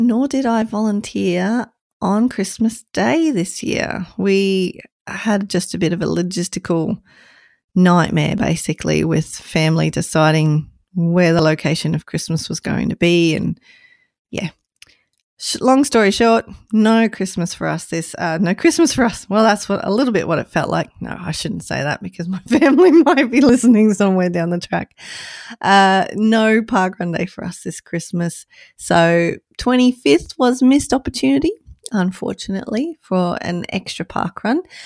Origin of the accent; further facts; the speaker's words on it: Queensland, Australia; my home state of Queensland.